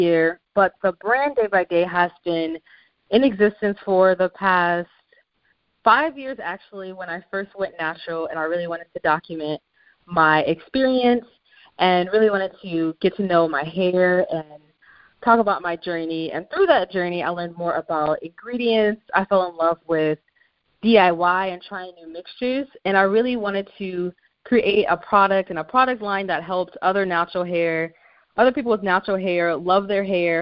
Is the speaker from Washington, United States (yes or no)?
yes; Tacoma, Washington, United States; also born or lived in Champaign, Illinois; I grew up in Champaign, Illinois, up until I was 9 years old, and then we moved to Tacoma, Washington, so that's pretty much where I grew up for middle school and high school